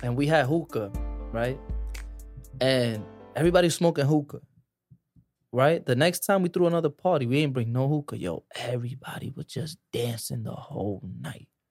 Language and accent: English; New York City, New York, United States; I was born in Harlem